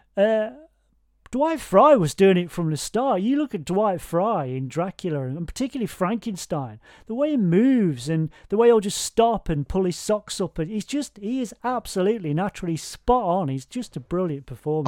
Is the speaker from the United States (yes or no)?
no; United Kingdom; I'm British